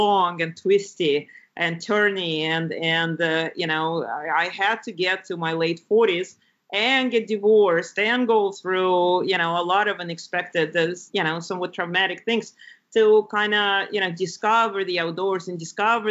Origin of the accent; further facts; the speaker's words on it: Lithuania; moved away; When I grew up in Lithuania, which is a very pretty country in Northern Europe by the Baltic Sea.